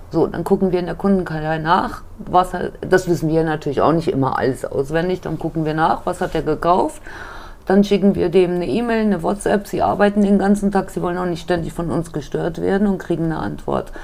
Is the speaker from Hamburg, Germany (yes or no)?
no; Wiesbaden, Hesse, Germany; moved away as an adult; also born or lived in Munich; bin wieder nach Hause gegangen nach zehn Jahren. Ja. Bin als gebürtiges Urgespinst wieder nach Wiesbaden gekommen